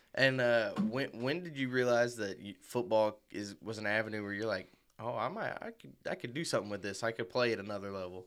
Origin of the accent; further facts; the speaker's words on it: Marion, Illinois, United States; I'm from Marion, Illinois myself, um, but I always grew up a Kentucky fan